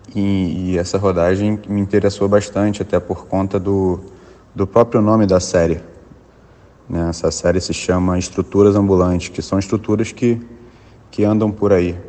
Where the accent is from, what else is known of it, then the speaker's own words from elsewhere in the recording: Rio de Janeiro, Brazil; o meu, meu lugar de origem, o lugar onde eu nasci e me criei